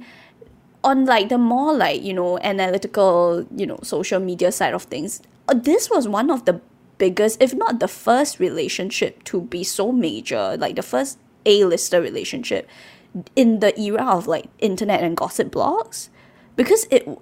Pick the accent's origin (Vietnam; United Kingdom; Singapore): Singapore; I grew up in Bukit Permai